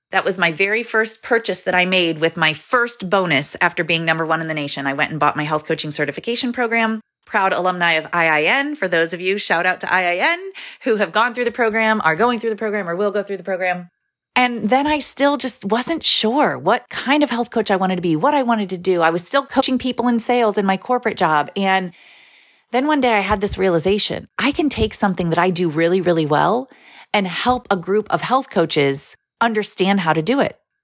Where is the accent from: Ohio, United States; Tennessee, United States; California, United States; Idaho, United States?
Ohio, United States; I grew up in Ohio, in the United States